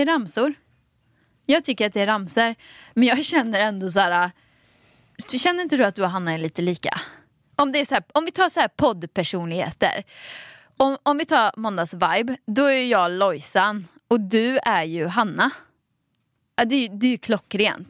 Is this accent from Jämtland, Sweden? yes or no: no; Dalsland, Västra Götaland, Sweden; accent: Dalsland dialect; moved away; Dalslänning. Jag är också från Dalsland